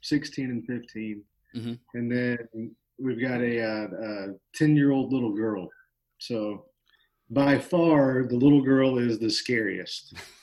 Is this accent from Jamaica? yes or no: no; Northwest Florida, United States; I was born and raised here in Northwest Florida, on a horse farm of all places, believe it or not, out in the middle of nowhere.